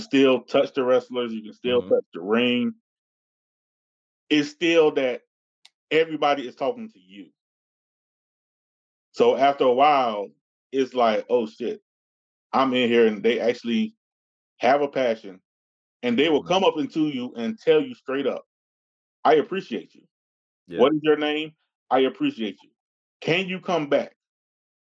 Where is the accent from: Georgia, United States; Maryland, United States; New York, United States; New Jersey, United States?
Georgia, United States; Atlanta; I'm actually from Atlanta